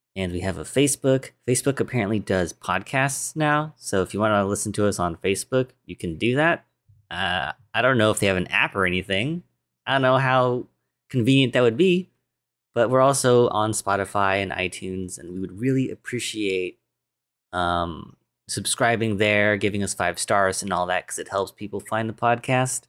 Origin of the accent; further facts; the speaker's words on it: United States; I'm American, 'cause I was born here.